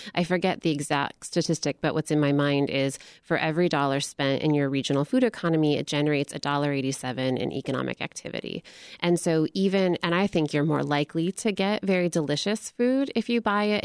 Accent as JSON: {"language": "English", "region": "Michigan", "country": "United States", "tie": "born or raised there", "said": "I grew up in Michigan"}